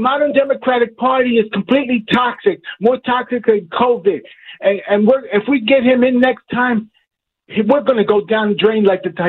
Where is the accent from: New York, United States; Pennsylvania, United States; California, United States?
Pennsylvania, United States; Philadelphia; moved away as an adult; now in Scranton, United States; I was born in Philadelphia, Northeast Philadelphia, 38 years. I still have family in Philadelphia.